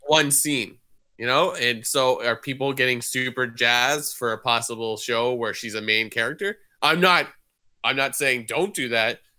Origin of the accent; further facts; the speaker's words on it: Canada; we're Canadian